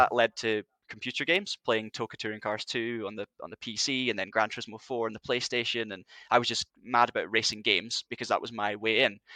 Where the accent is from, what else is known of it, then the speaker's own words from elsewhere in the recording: Highlands of Scotland, United Kingdom; in the north of Scotland, 'cause I'm from the Highlands